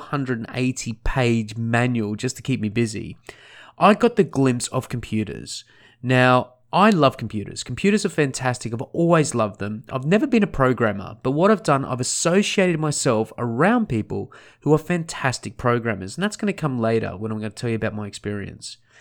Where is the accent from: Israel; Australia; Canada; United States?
Australia; Sunshine Coast, Queensland; also born or lived in Scotland / Melbourne; where I grew up was a place called the Sunshine Coast. Sunshine Coast is on the east coast of Australia, just north of Brisbane by about an hour.